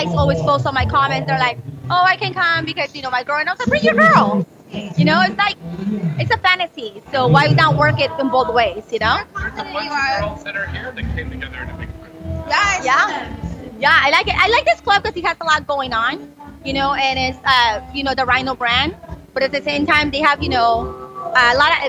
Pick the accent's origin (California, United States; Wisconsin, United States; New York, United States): California, United States; Redondo Beach; I'm from Redondo. I'm a beach girl.